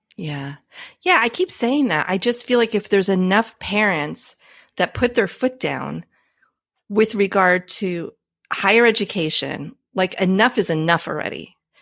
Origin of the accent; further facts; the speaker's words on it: New Jersey, United States; I grew up in New Jersey a gajillion years ago